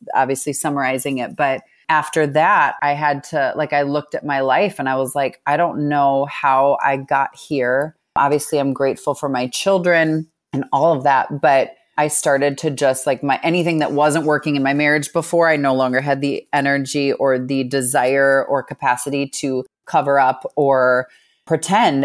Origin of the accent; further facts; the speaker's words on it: Minneapolis, Minnesota, United States; I grew up in Minneapolis